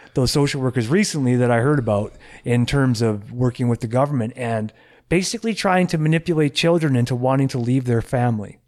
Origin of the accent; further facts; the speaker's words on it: California, United States; now in Canada; when I was in high school in the States, 'cause I'm from California